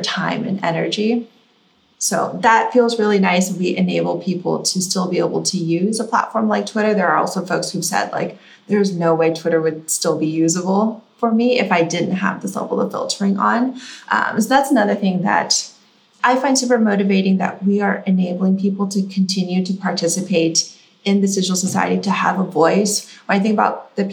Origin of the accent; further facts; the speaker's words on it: Silicon Valley, California, United States; I grew up in Silicon Valley